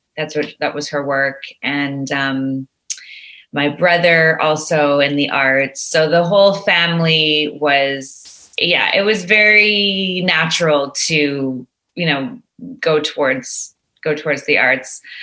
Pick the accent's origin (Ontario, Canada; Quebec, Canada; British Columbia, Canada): Quebec, Canada; Montreal; now in Toronto, Canada; I'm a Montrealer living yeah. in Toronto